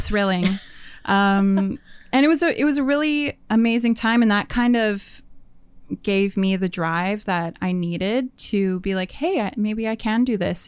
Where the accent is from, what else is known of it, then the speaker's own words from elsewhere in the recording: Winnipeg, Manitoba, Canada; moved away as an adult; now in Vancouver, Canada; I moved from Winnipeg. I was born and raised there